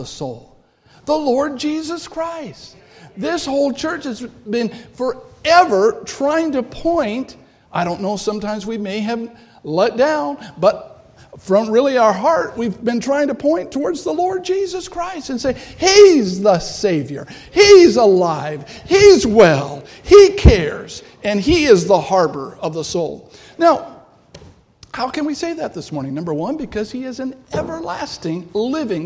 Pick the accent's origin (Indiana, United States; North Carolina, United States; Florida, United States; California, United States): California, United States; moved away as an adult; now in Milwaukee, United States; I'm from California